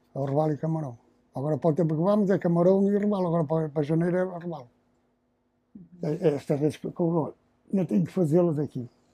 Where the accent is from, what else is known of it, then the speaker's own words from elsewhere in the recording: Matosinhos, Norte, Portugal; Nasci aqui, nasci aqui, fui criado aqui